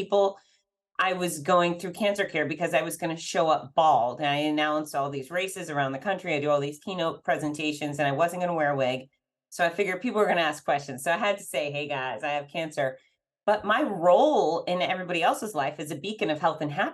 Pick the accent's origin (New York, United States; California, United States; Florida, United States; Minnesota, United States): Florida, United States; Fort Lauderdale; my history of growing up in Fort Lauderdale